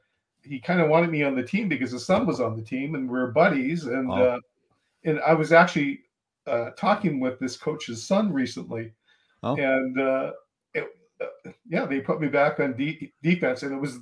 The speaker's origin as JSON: {"language": "English", "town": "Kamloops", "region": "British Columbia", "country": "Canada", "said": "I'm originally from Kamloops, British Columbia."}